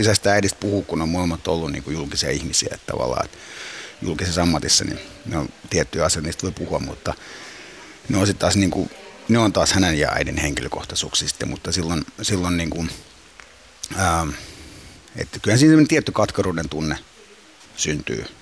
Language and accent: Finnish; Finland; also born or lived in Cyprus; me muutettiin Suomeen, se halusi mulle suomalaisen kasvatuksen ja koulutuksen. Ja muutettiin Suomeen silloin neljä ja viiden ikävuoden välissä